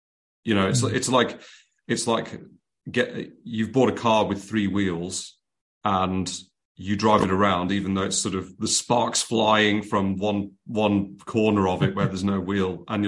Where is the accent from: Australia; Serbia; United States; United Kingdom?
United Kingdom; as British people